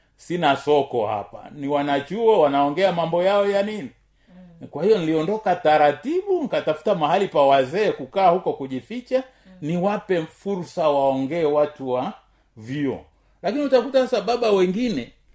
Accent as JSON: {"language": "Swahili", "country": "Tanzania", "said": "kama mtanzania"}